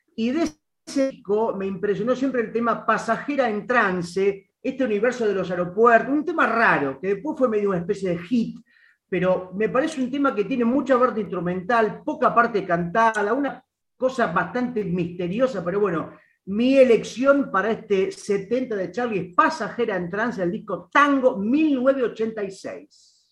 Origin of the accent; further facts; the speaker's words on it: Mar del Plata, Buenos Aires Province, Argentina; moved away as an adult; now in Buenos Aires, Argentina; siendo yo marplatense, pero teniendo casi una década de porteñidad